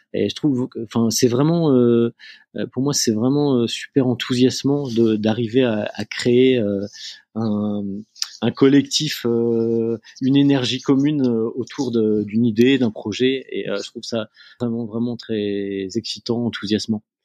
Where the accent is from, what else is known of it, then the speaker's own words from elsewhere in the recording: near Lille, Hauts-de-France, France; moved away as an adult; also born or lived in Angers / Argentina; je suis originaire de du nord de la France. Euh, j'ai euh, grandi euh, à côté de Lille